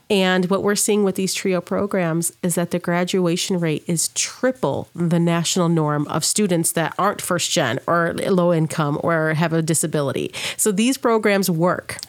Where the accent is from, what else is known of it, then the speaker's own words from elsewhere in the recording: Saginaw, Michigan, United States; moved away as an adult; now in Sauk Valley, United States; I'm originally born in Michigan, Saginaw, Michigan, to be exact